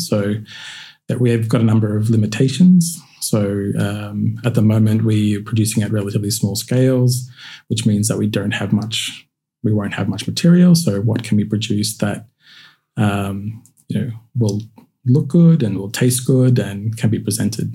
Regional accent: Queensland, Australia; growing up in Queensland

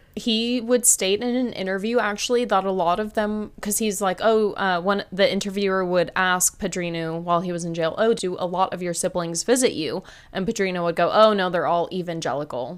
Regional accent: United States; I'm American

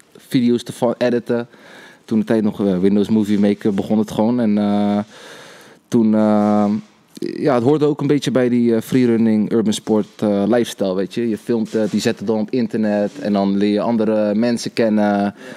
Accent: Rotterdam, South Holland, Netherlands; geboren en getogen in Rotterdam

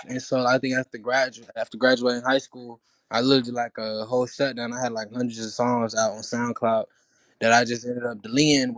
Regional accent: Atlanta, Georgia, United States; English is a second language; also born or lived in Haiti; I was originally from Haiti, and I really like I came over when I was like five, six years old to Atlanta, and I was really listening to music to actually learn how to speak English.

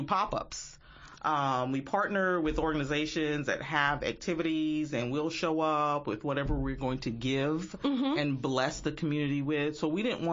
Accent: New York, United States; now in Lexington, United States; I'm originally from New York

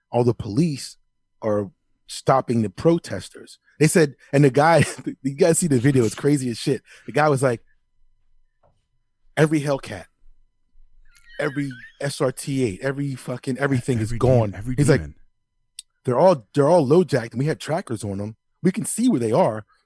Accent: United States; Now, I'm American. I love the flag. I have one in front of my house hanging up right now.

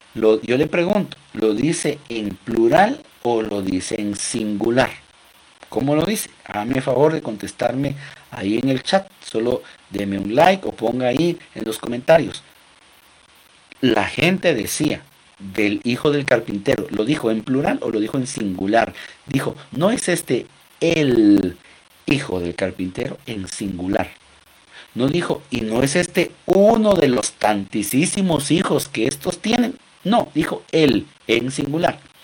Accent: Guatemala; Nuestra mm, cultura guatemalteca, que es de donde yo soy, yo soy de Guatemala

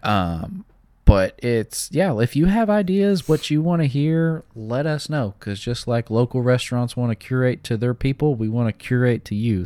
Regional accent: the South, United States; I'm from the South

